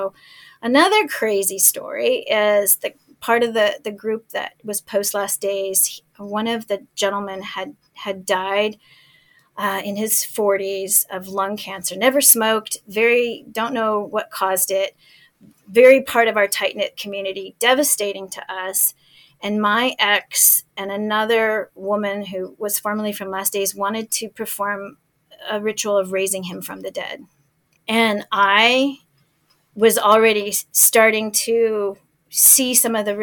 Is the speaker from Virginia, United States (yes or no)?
no; El Paso, Texas, United States; moved away as an adult; my hometown in El Paso